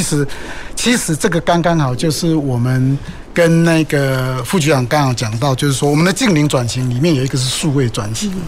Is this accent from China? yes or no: no; Taichung, Taiwan; 我们兴达港还有我们我们的我的老家了台中港啊，那我们做了很多机具嘛。